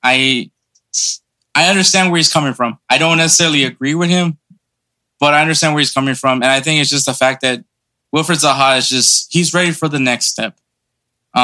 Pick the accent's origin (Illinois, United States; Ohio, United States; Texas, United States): Texas, United States; Houston; we're from Houston, Texas